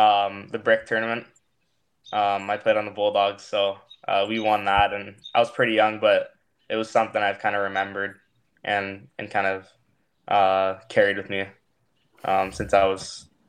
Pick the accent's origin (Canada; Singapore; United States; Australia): Canada; Toronto area, Ontario; I grew up in the Toronto area, just an hour out from Toronto.